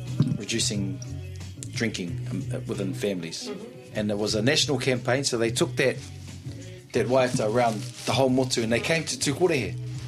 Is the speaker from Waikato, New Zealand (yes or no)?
no; Auckland, New Zealand; even though I grew up in South Auckland